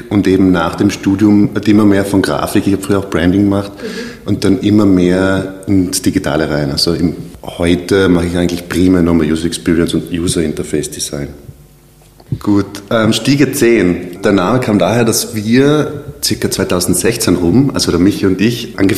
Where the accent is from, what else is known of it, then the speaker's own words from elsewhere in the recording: South Tyrol, Trentino-Alto Adige, Italy; moved away as an adult; now in Vienna, Austria; ich komme aus Südtirol ähm, habe dort eine Oberschule besucht mit dem Schwerpunkt äh, Werbung, Grafik und Fotografie. Bin dann 2012 nach Wien